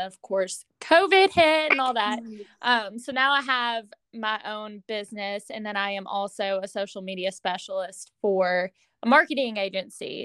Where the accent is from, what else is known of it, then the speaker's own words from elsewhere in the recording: Owensboro, Kentucky, United States; right now I'm living in my hometown again. Um, I live in Owensboro, Kentucky